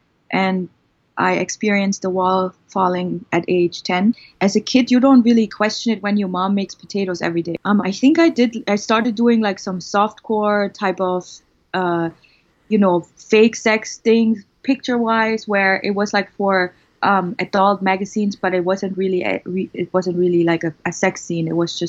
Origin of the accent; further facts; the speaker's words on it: East Germany, Germany; I was born in East Germany. That's the former communist part of Germany. And when I was born, Germany was still divided. And I experienced the wall falling at age 10.